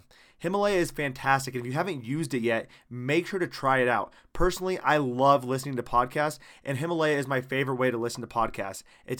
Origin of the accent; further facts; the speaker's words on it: Iowa, United States; now in Germany; I'm from Iowa originally, and going to Germany, it felt like I was literally going to the same state but in a different country.